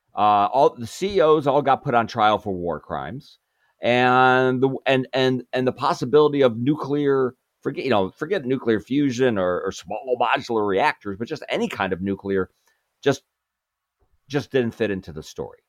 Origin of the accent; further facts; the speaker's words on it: Chicago, Illinois, United States; I'm from Chicago